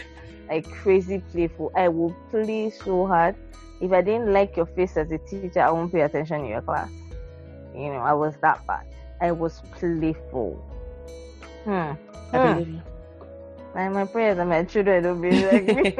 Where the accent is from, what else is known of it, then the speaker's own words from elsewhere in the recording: Lagos, Nigeria; moved away as an adult; now in Abuja, Nigeria; I grew up in Lagos, Nigeria.